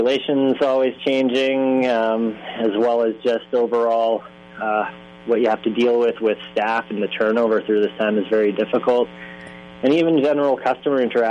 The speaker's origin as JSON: {"language": "English", "town": "Prince George", "region": "British Columbia", "country": "Canada", "tie": "born or raised there", "said": "I'm born and raised in Prince George"}